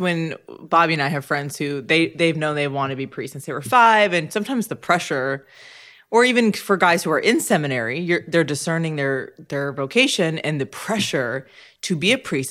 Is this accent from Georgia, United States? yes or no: no; Orange County, California, United States; I'm from Orange County Diocese in California